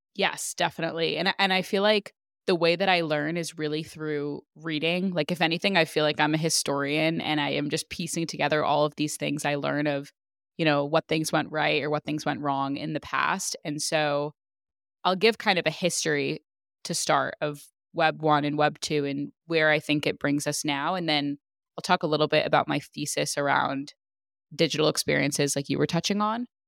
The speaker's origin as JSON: {"language": "English", "region": "California", "country": "United States", "said": "we're the same age, we're both from California."}